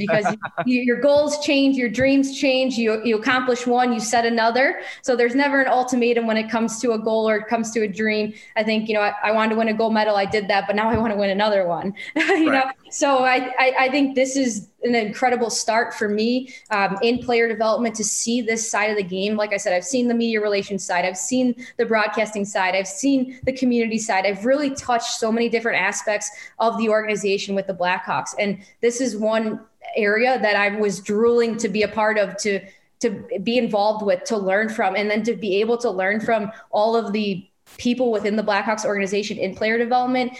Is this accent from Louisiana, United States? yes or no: no; Chicago, Illinois, United States; also born or lived in San Jose; my hometown team